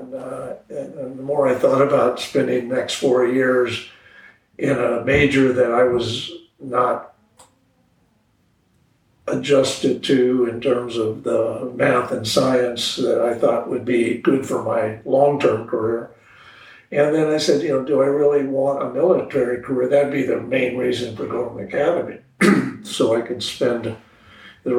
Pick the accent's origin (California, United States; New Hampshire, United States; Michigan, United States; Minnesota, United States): California, United States; Orange County; moved away as an adult; also born or lived in Whittier, California / Los Angeles, California / New Mexico; now in Moscow, United States; I grew up in Southern California, born in Whittier, California, near L.A., and grew up in Orange County